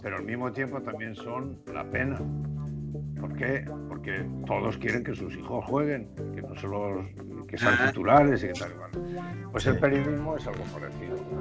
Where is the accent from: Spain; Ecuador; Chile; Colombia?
Spain; Gijón, Asturias; moved away; also born or lived in Japan; me fui a Gijón, yo nací en Gijón